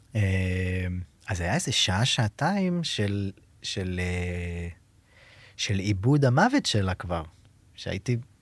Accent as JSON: {"language": "Hebrew", "town": "Be'eri", "region": "Southern District", "country": "Israel", "tie": "born or raised there", "also_born_or_lived": "Kibbutz Gezer / Jerusalem", "said": "אני נולדתי בקיבוץ גזר, ומאוד מהר, גיל שנתיים, עברנו לקיבוץ בארי, שם גדלתי"}